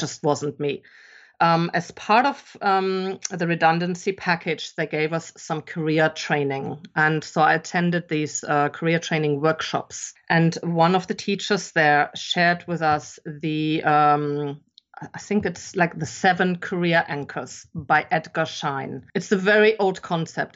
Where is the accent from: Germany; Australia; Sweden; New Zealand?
Germany; English is a second language; moved away as an adult; also born or lived in England; I'm actually German. I grew up in Germany and I've spent most of my adult life living abroad, though